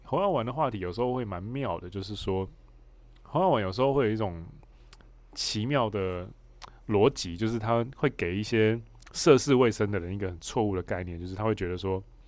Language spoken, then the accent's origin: Chinese; Hualien, Hualien County, Taiwan; now in Taipei, Taiwan; 因为我老家在花莲，所以我蛮常，我现在住台北，我蛮常会台北花莲，就是往返的